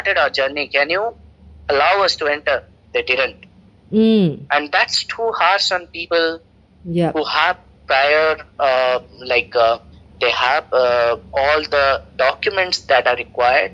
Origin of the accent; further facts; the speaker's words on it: India; moved away as an adult; now in Singapore; I used to go back to my country